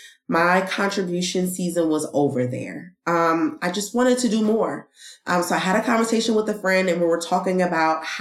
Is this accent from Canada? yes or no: no; East Orange, New Jersey, United States; moved away as an adult; now in North Carolina, United States; I was born and raised in East Orange, New Jersey